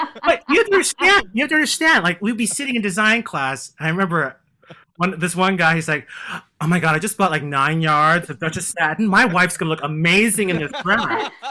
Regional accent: Chicago, Illinois, United States; born there; now in New York, United States; I was born in Chicago. I grew up in a very small town.

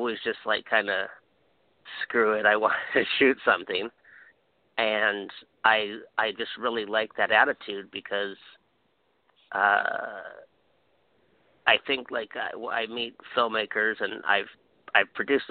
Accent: Hawaii, United States; I'm from Hawaii

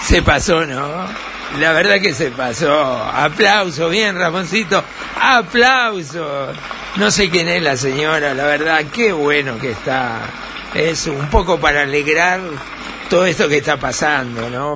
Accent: Uruguay; en mi Uruguay

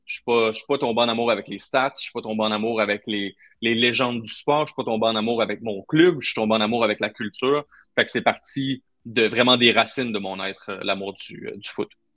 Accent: Trois-Rivières, Quebec, Canada; je viens de Trois-Rivières, enfin à Trois-Rivières, c'était hockey, hockey, hockey

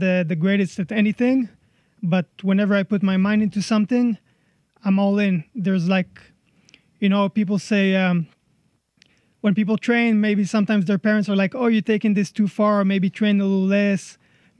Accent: Herzliya, Tel Aviv District, Israel; moved away as an adult; also born or lived in Paris, France; now in Las Vegas, United States; Originally, I was born in Paris, France. But at a very young age, I moved to Herzliya in Israel. Grew up there, started training there.

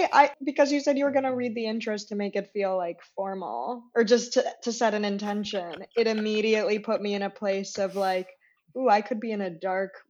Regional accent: outside Chicago, Illinois, United States; moved away as an adult; now in New York, United States; because I grew up outside Chicago. And then when I finally moved here, like seven years ago

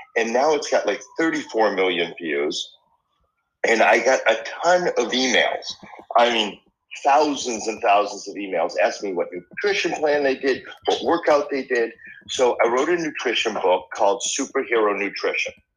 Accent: Boston, Massachusetts, United States; moved away; I grew up in Boston

